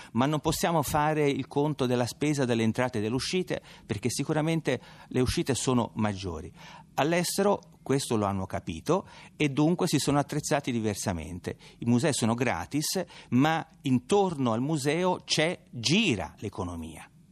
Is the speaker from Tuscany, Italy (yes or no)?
yes; Tuscany, Italy; accent: Tuscan; come mio accento tradisce, sono toscano